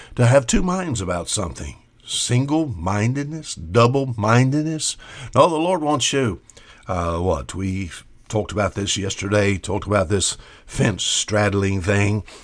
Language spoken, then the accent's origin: English; Gulf of Mexico, Gulf Coast, United States; I was raised, basically, I was raised in the Gulf of Mexico on an old shrimp trawler.